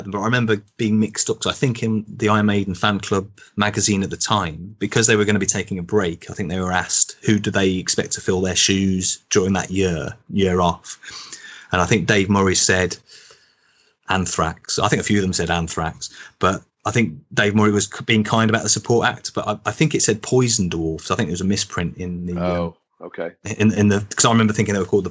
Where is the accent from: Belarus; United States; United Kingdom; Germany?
United Kingdom; Birmingham, West Midlands; now in Manchester, United Kingdom; I'm from Birmingham originally. I now live in Manchester